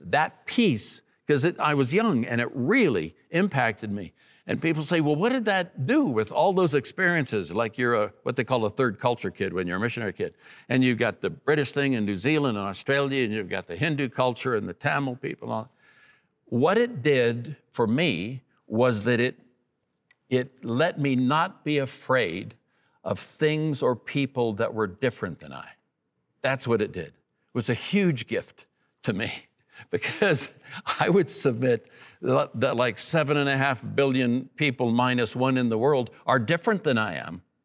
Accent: Oakland, California, United States; I'm a kid from East Oakland, California.

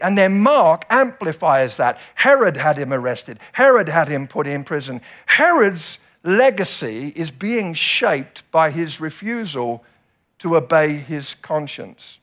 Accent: United Kingdom; we British people

